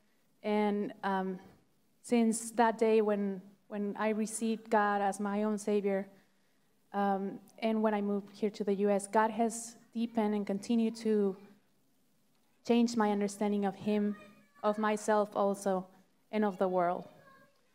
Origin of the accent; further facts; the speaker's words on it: Mexico; moved away; I grew up in Mexico in a family of 5 siblings